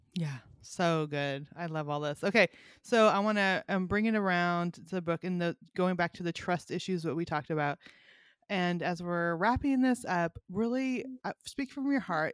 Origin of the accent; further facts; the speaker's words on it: Northern California, United States; also born or lived in Montana; now in Bible Belt, United States; I grew up in Northern California, lived in Montana for 15 years, and then moved to the Bible Belt